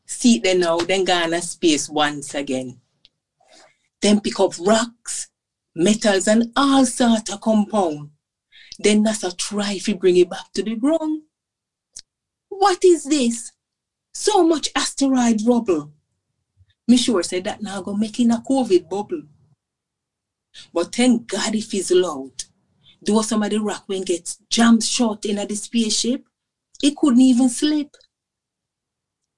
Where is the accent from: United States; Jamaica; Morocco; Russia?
Jamaica; since I was growing up in Jamaica